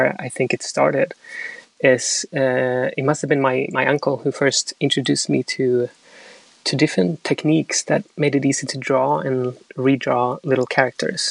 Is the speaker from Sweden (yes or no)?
yes; Sweden; also born or lived in Chile; now in London, United Kingdom; I was born in Chile, but I grew up in Sweden.